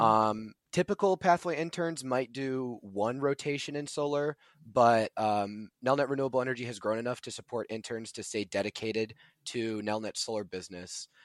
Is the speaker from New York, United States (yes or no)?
no; Buffalo Grove, Illinois, United States; I'm from Buffalo Grove, Illinois, uh, which is in the Chicago area